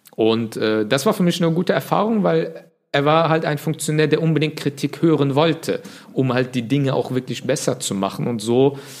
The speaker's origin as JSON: {"language": "German", "town": "Leverkusen", "region": "North Rhine-Westphalia", "country": "Germany", "tie": "born or raised there", "also_born_or_lived": "Bonn", "said": "ich komme ja ursprünglich aus Leverkusen"}